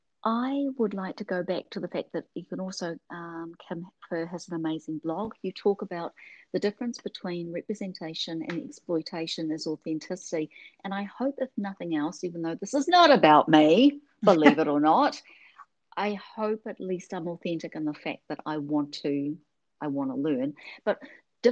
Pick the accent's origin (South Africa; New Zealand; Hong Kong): New Zealand; moved away; I grew up in New Zealand